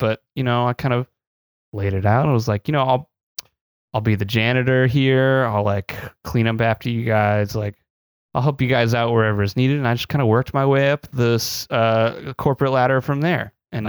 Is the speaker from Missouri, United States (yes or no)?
yes; Missouri, United States; born and raised in Missouri.